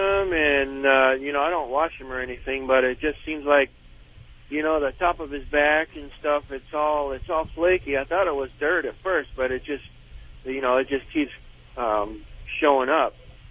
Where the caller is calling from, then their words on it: Parker, Arizona, United States; I'm actually in Parker, Arizona.